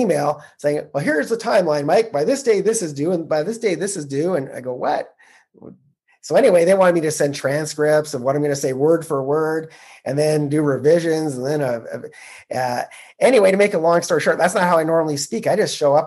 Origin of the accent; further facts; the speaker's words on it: Canada; I'm a Canadian who started investing in the U.S.